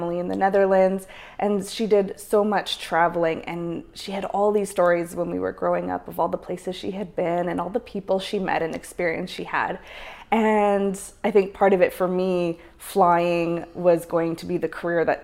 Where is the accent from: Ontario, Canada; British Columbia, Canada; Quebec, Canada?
British Columbia, Canada; Langley; now in Prince George, Canada; I grew up in Langley, just outside of Vancouver